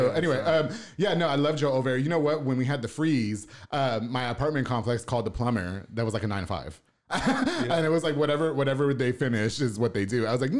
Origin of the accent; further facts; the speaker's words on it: Puerto Rico; now in Waco, United States; Well, because I'm Puerto Rican, so I'm Caribbean.